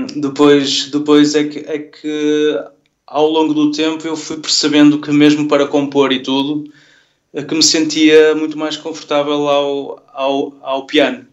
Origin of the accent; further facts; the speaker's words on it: Vila Nova de Gaia, Norte, Portugal; moved away as an adult; now in Porto, Portugal; eu nasci em Gaia